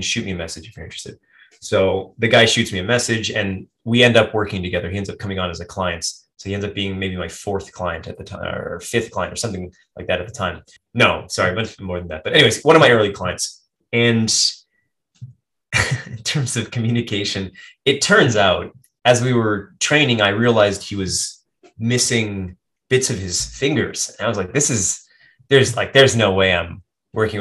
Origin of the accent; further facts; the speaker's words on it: United States; moved away as an adult; now in Japan; I'm very American